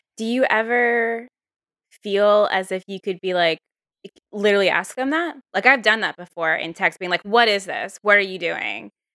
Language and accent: English; Virginia, United States; moved away; also born or lived in New York; sort of from the South too. I'm from Virginia